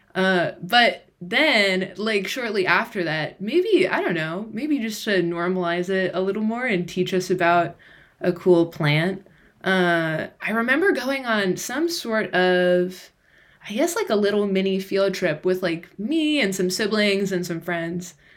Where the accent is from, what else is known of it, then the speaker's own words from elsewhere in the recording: Ohio, United States; I was born in Ohio. I grew up in Ohio.